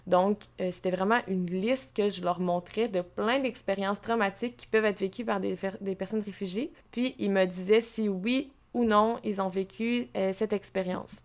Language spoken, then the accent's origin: French; Quebec, Canada; also born or lived in Trois-Rivières; je suis, je suis québécoise, euh, je suis à la Trois-Rivières depuis 25 euh, ans